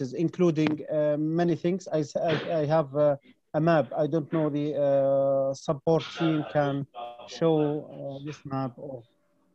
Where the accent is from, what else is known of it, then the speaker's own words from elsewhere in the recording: Jordan; from Jordan